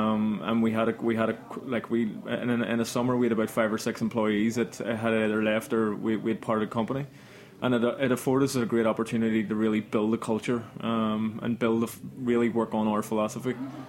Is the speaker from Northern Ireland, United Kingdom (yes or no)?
yes; Belfast, Northern Ireland, United Kingdom; moved away as an adult; Like, when I came over from Belfast in London, I would have heard of all these, like, famous bartenders